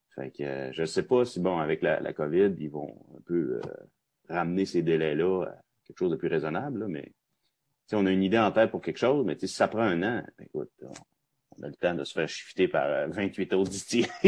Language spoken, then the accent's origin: French; Roberval, Quebec, Canada; Robertval au Lac-Saint-Jean, parce que je suis natif de là, moi, c'est ma ville natale